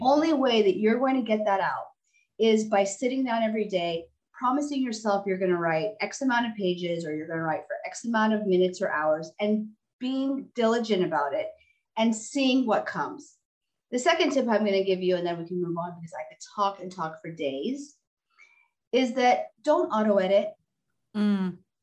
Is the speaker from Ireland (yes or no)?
no; Texas, United States; also born or lived in California; looked like an immigrant, had immigrant parents, was living in Texas